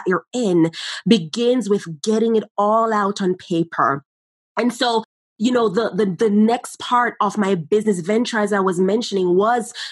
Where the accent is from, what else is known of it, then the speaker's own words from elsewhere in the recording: Jamaica; as young children growing up in Jamaica